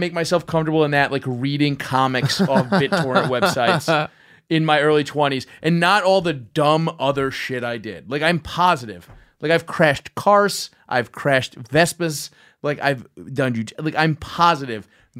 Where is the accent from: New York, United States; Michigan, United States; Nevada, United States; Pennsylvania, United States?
New York, United States; Brooklyn; I'm from South Brooklyn.